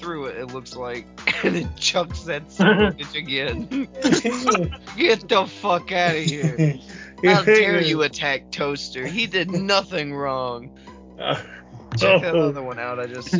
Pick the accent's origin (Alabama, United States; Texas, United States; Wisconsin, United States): Alabama, United States; Decatur; also born or lived in Florida; I'm from Alabama, Decatur.